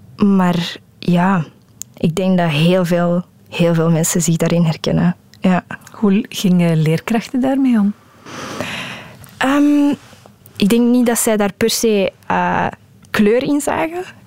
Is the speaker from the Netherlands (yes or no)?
no; Flanders, Belgium; first language Dutch; Ik ben van België